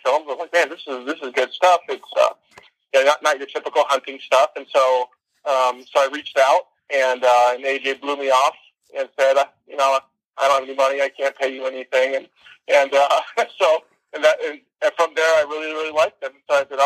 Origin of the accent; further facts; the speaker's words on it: Santa Cruz, California, United States; also born or lived in Los Angeles; I grew up in Santa Cruz and the surrounding areas